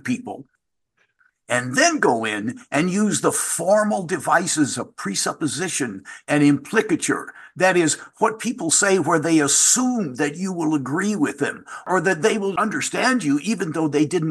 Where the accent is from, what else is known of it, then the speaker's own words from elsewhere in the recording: Louisville, Kentucky, United States; I'm from Louisville, Kentucky, and so I say soft drink for the pop soda Coke that exists in the rest of the country